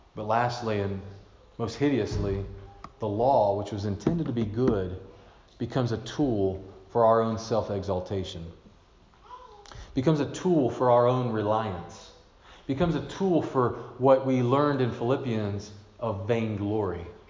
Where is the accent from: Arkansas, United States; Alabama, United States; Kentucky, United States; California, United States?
Kentucky, United States; Glasgow; moved away; my hometown in Kentucky